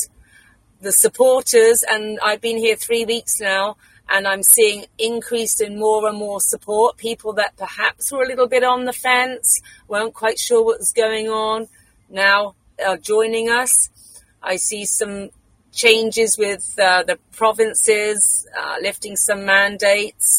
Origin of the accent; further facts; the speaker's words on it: England, United Kingdom; moved away as an adult; now in Saskatchewan, Canada; I do not have a Canadian accent. I'm actually from England. I'm British.